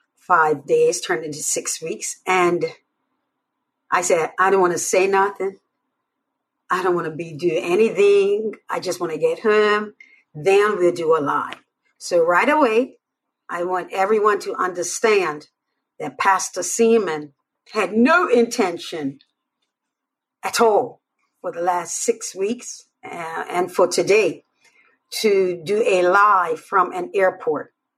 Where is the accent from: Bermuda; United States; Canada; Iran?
Bermuda; I'm from Bermuda.